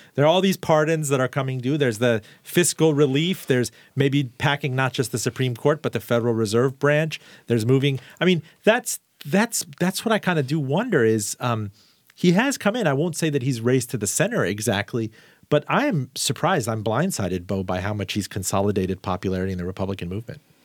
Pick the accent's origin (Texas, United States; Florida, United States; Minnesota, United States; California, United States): Florida, United States; Miami; I'm from Miami.